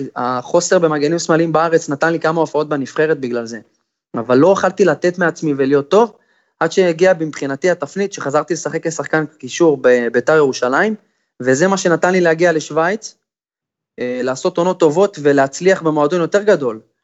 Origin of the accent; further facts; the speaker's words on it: Israel; כשאתה ישראלי בין זרים